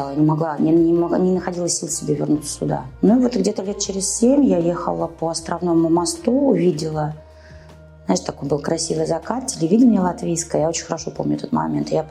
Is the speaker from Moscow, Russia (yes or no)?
yes; Moscow, Russia; работала в больнице Московской мэрии, я родом из Москвы.